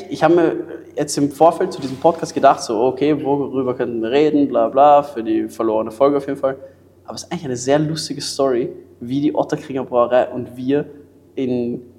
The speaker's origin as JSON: {"language": "German", "country": "Germany", "said": "ich bin Deutscher"}